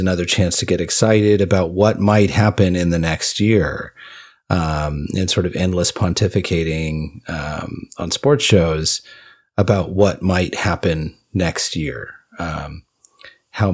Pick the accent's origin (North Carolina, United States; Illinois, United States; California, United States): California, United States; we grew up in California